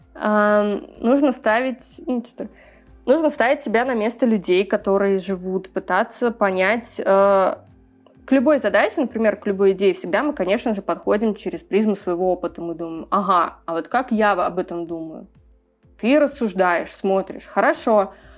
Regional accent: Tashkent, Uzbekistan; also born or lived in Kazakhstan; я выросла на Максима Горького, где всегда был такой очень европейский район, но при этом я ездила и на Челанзар, и была в очень разных закутках нашего города

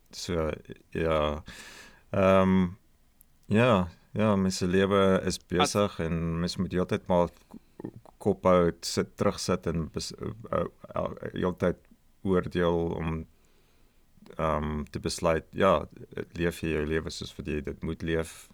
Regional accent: Magaliesberg area, between Pretoria and Brits, North West, South Africa; moved away as an adult; now in Australia; 'n uh, woongebied met die naam Akasha het uh, ek en ouens van die van die podcast groot geword

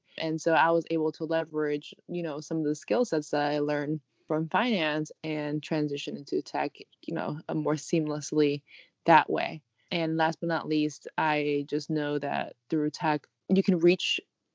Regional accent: New York City, New York, United States; also born or lived in Paris / Rio de Janeiro / Cambridge, Massachusetts; I'm actually a native New Yorker, born and raised here

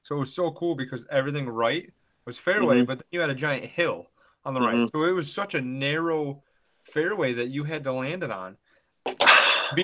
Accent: Binghamton, New York, United States; born or raised there; moved away

